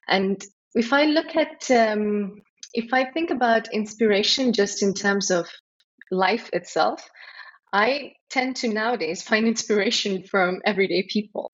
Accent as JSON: {"language": "English", "region": "Nairobi", "country": "Kenya", "tie": "born or raised there", "also_born_or_lived": "United Kingdom / India (ancestry)", "moved": "as an adult", "lives_now": "Dubai, United Arab Emirates", "said": "I grew up in Nairobi"}